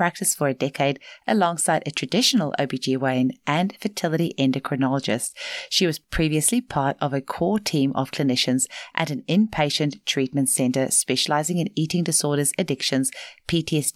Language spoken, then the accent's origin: English; Paarl, Western Cape, South Africa; I'm from Paarl originally, so not too far from Worcester